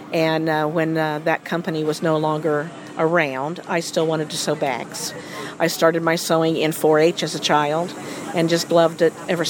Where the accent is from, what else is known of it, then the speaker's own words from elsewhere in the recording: Sheridan, Indiana, United States; also born or lived in Westfield, Indiana; I grew up in Sheridan, Indiana, where I'm living now